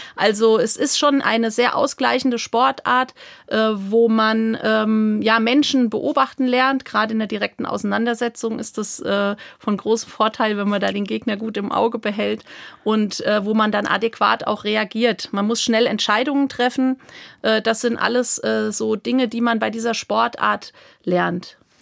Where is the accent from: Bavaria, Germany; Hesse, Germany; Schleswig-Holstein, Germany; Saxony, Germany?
Hesse, Germany; Hammersbach; bei uns im Ort in, in Hammersbach, wo ich aufgewachsen bin, in main kinzig